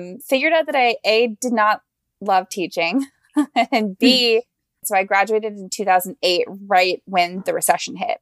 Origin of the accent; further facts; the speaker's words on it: Ocala, Florida, United States; I am from a small town in Florida called Ocala